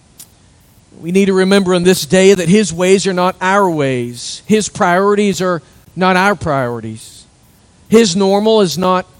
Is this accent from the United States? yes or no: yes; United States; There's not much life in us as American Christians anymore.